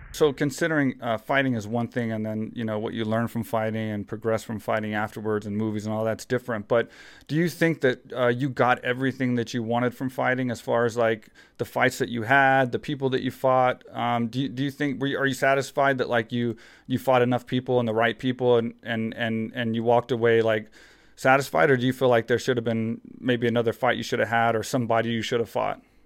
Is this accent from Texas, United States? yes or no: yes; Texas, United States; growing up in Texas, small town Texas